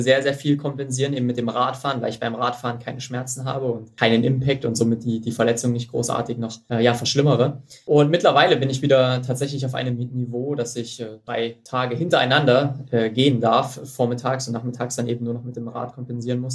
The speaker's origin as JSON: {"language": "German", "town": "Mühlhausen", "region": "Thuringia", "country": "Germany", "tie": "born or raised there", "said": "in Mühlhausen, in meiner, in meiner Geburtsstadt und Heimatstadt."}